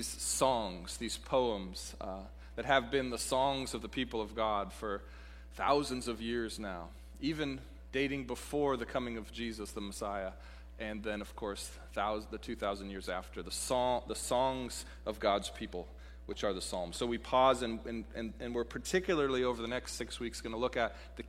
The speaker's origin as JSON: {"language": "English", "region": "Pacific Northwest", "country": "United States", "tie": "born or raised there", "moved": "yes", "said": "the Pacific Northwest, my hometown, as I mentioned earlier, my home region, as a beautiful place"}